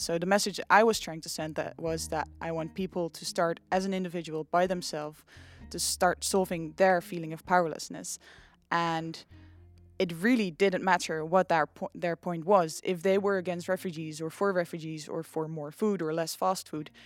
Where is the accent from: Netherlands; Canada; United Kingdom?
Netherlands; Nijmegen, Gelderland; I'm from Nijmegen